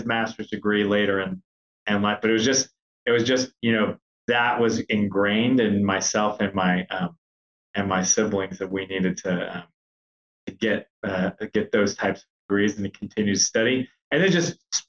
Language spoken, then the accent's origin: English; United States; also born or lived in Chihuahua, Mexico (ancestry) / Mexico City, Mexico; I was born in the United States, but I thought it was important to get connected to my roots.